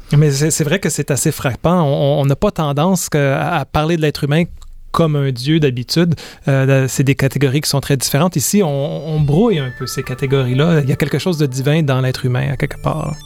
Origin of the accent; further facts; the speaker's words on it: Quebec, Canada; je suis né au Québec en mille neuf cent soixante-dix-huit